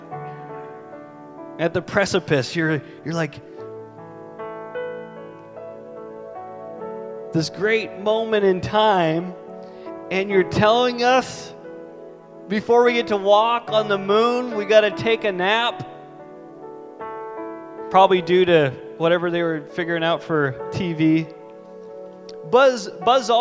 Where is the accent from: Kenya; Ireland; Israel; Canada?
Canada; as a Canadian